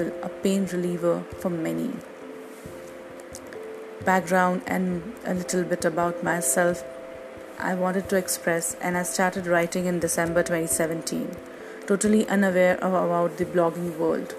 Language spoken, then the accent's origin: English; India; from India